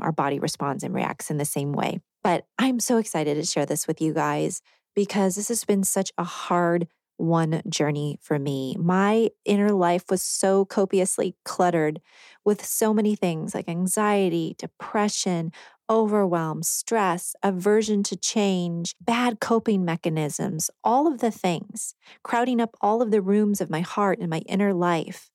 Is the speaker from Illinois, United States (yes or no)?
yes; Rockford, Illinois, United States; moved away as an adult; now in Nashville area, United States; I'm from Rockford, Illinois, which is about ninety miles northwest of Chicago in northern Illinois